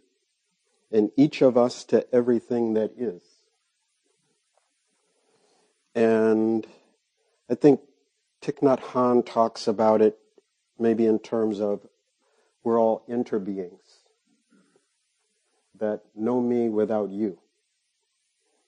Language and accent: English; Chicago, Illinois, United States; now in Minneapolis, United States; I was born on the south side of Chicago, right at the end of the Second World War